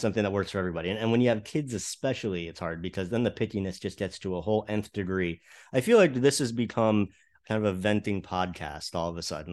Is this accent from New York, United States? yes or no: no; South Florida, United States; growing up in South Florida